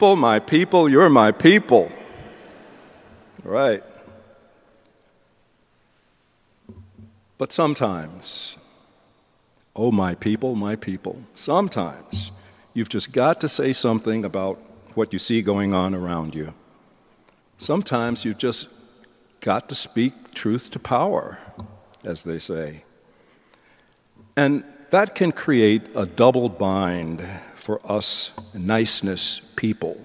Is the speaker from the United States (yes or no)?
yes; the South, United States; I'm a Southerner